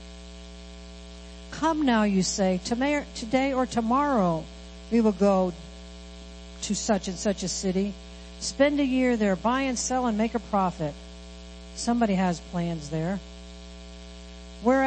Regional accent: Midwest, United States; moved away; we come from the Midwest where there's cornfields, wheat fields, soybean fields.

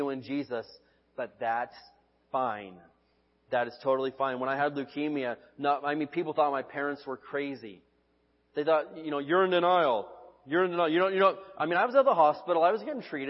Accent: United States; I'm an American citizen

